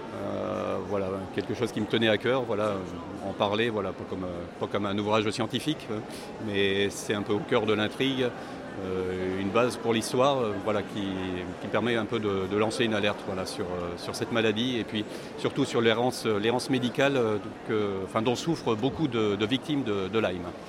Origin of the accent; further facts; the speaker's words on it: Pas-de-Calais, Hauts-de-France, France; moved away; Pas-de-Calais d'où je viens.